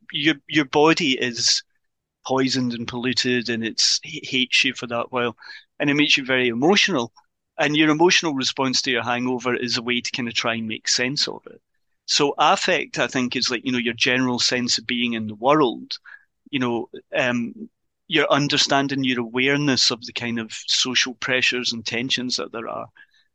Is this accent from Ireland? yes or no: yes; Ireland; I'm an Irish citizen, so Irish weddings. I think that's the old Irish wedding